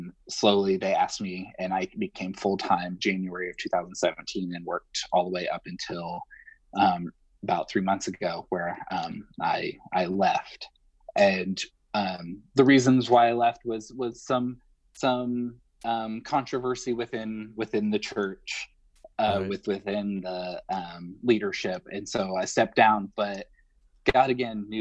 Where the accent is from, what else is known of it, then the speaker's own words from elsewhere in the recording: Northern Indiana, United States; moved away as an adult; now in Nashville, United States; I'm originally from Northern Indiana, and my wife and I moved to Nashville 3 years ago